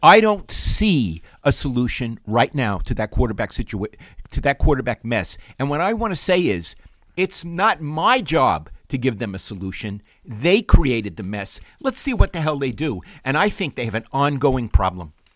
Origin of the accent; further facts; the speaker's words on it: New York City, New York, United States; moved away as an adult; now in San Francisco Bay Area, United States; growing up in Brooklyn